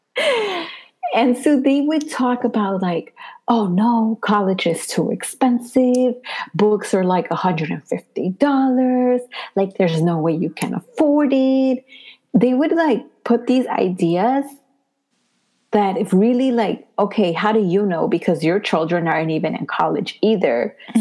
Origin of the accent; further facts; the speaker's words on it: Puebla, Mexico; now in New York, United States; I am from Puebla